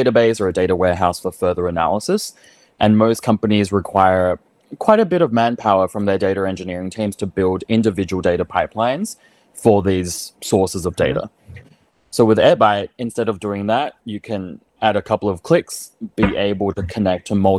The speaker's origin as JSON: {"language": "English", "country": "Australia", "moved": "yes", "said": "I'm Australian."}